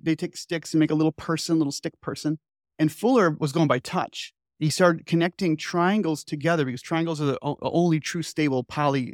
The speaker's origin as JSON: {"language": "English", "town": "Chicago", "region": "Illinois", "country": "United States", "tie": "born or raised there", "said": "I grew up in Chicago suburbs."}